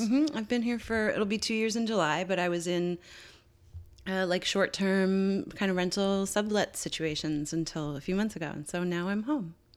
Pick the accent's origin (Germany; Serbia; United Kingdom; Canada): Canada; Newfoundland and Labrador; we've known each other since we were eleven growing up in Newfoundland.